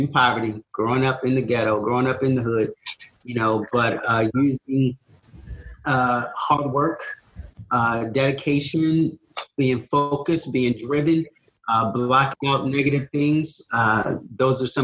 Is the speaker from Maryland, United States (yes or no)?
yes; Baltimore, Maryland, United States; I was born and raised in East Baltimore.